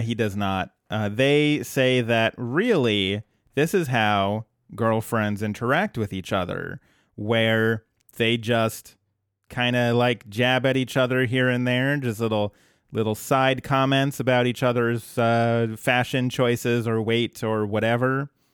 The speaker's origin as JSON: {"language": "English", "region": "Colorado", "country": "United States"}